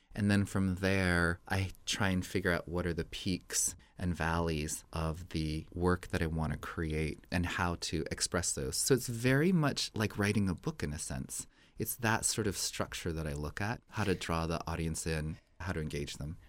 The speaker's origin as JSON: {"language": "English", "town": "Santa Fe", "region": "New Mexico", "country": "United States", "tie": "born or raised there", "moved": "as an adult", "said": "I grew up in Santa Fe in New Mexico"}